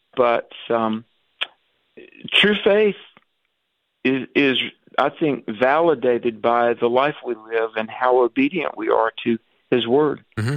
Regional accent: the South, United States; growing up in the South in the Bible Belt

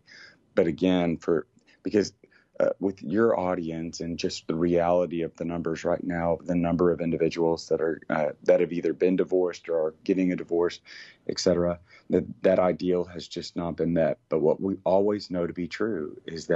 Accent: Cookeville, Tennessee, United States; growing up in Cookeville, Tennessee

